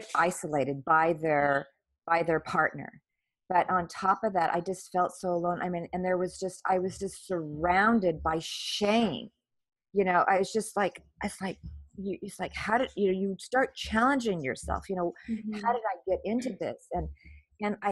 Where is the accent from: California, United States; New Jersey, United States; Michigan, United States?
California, United States; moved away as an adult; also born or lived in Saudi Arabia / Lebanon; I'm originally from California